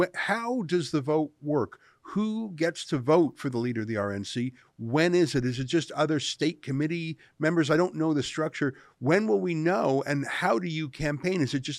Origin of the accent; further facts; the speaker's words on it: Canada; although I'm a Canadian, and of course, I'm not a voter in the United States